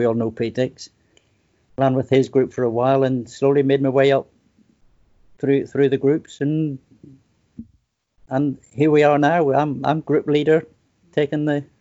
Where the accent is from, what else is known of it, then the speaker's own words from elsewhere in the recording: Belfast, Northern Ireland, United Kingdom; moved away as an adult; now in Portsmouth, United Kingdom; I was born in Ireland, born in Belfast, raised up in the Sticks, a little market town.